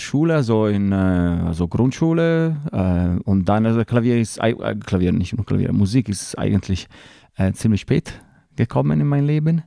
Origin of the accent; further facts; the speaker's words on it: Lake Como, Lombardy, Italy; German is a second language; moved away as an adult; ich bin im, am Kummersee in einem kleinen Dorf am Kummersee geboren und dort bin ich geblieben, bis ich 28 Jahre alt war.